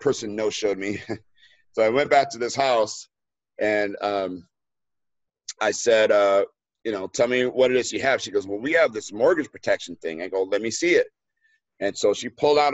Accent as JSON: {"language": "English", "town": "Los Angeles", "region": "California", "country": "United States", "tie": "born or raised there", "moved": "yes", "said": "here in LA, and that's in my hometown"}